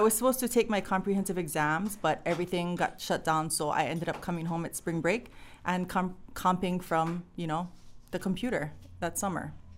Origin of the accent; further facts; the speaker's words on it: Hālawa, Hawaii, United States; I grew up in Halava